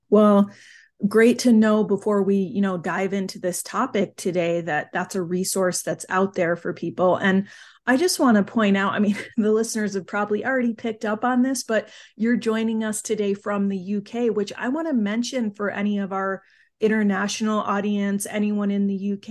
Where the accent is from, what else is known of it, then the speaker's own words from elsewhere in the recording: United Kingdom; I always say I am British